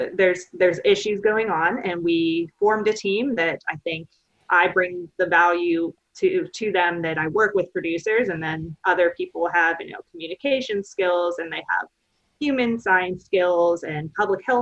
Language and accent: English; right outside of Pittsburgh, Pennsylvania, United States; moved away as an adult; also born or lived in Findlay, Ohio / Lexington, Kentucky; now in Starkville, United States; I don't have a Mississippi accent. I'm originally from Pennsylvania, right outside of Pittsburgh.